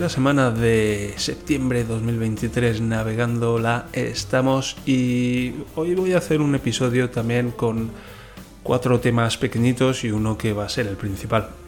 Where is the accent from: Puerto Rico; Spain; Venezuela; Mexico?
Spain; yo soy un español hablando alemán, la otra persona es una alemana hablando alemán.